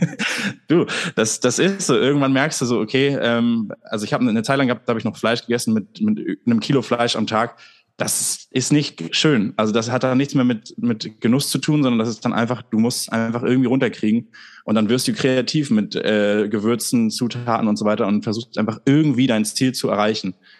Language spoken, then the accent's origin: German; Germany; als Deutsche